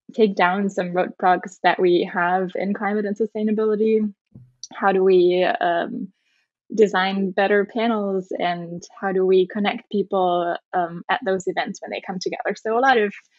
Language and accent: English; Germany; moved away as an adult; also born or lived in Netherlands / United Kingdom; I grew up in Germany.